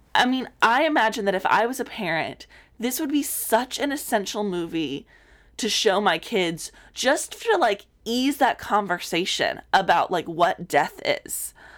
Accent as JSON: {"language": "English", "region": "South Texas", "country": "United States", "tie": "born or raised there", "moved": "yes", "said": "I grew up in South Texas"}